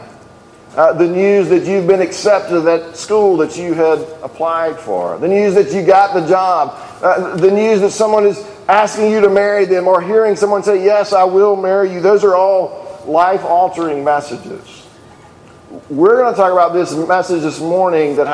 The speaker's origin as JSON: {"language": "English", "region": "Alabama", "country": "United States", "said": "I'm from Alabama"}